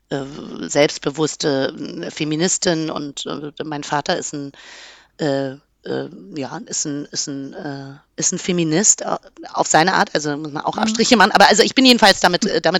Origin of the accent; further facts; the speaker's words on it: Berlin, Germany; mir war das wichtig als Berlinerin